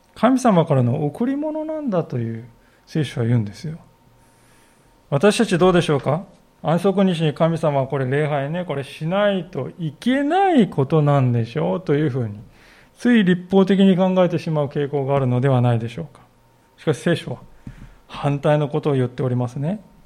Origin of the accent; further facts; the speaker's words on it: Kanagawa, Japan; moved away; 私は出身地が神奈川県でありまして